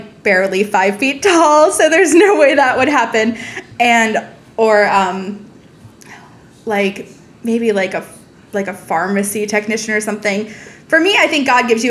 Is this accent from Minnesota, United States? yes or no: no; Montgomery County, Maryland, United States; I grew up in Montgomery County, Maryland